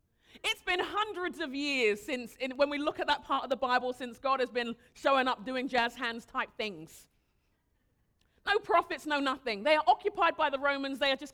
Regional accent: Nigeria; I'm really respectful of my elders. I'm Nigerian. It's what we do.

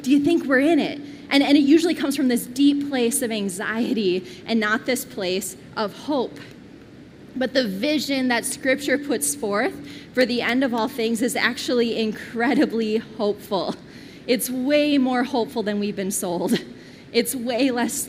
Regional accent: Twin Cities, Minnesota, United States; I grew up here in the Twin Cities

